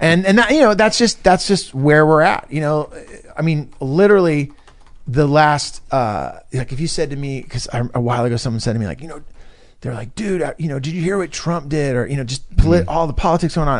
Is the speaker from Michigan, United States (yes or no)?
no; Northern California, United States; also born or lived in Los Angeles; I grew up in Northern California